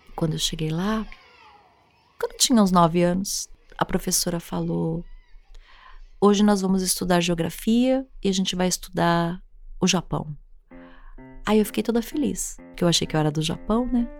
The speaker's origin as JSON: {"language": "Portuguese", "region": "São Paulo", "country": "Brazil", "tie": "born or raised there", "also_born_or_lived": "Japan", "said": "Eu sou neta de japoneses, nasci aqui no Brasil"}